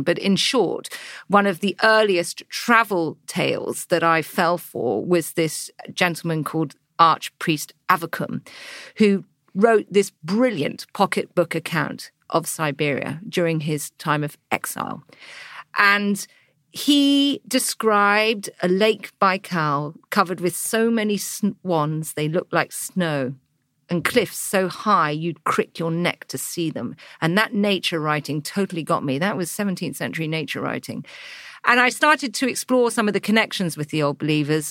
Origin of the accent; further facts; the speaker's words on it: England, United Kingdom; you turn up as an English girl